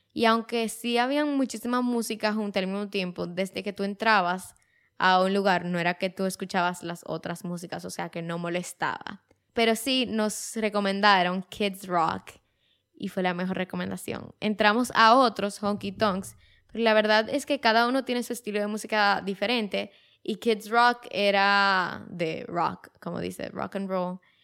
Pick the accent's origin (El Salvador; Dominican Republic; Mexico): Dominican Republic; como dominicanos, muchas veces viajábamos a Estados Unidos